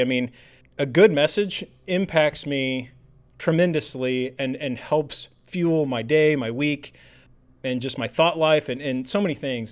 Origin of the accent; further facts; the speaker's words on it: Illinois, United States; I grew up in Illinois